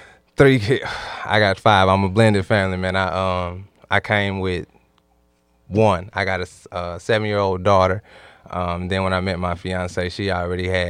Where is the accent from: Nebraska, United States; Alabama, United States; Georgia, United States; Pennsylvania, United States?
Alabama, United States; Anderson; now in Mississippi, United States; I'm originally from Anderson, Alabama, a little small town.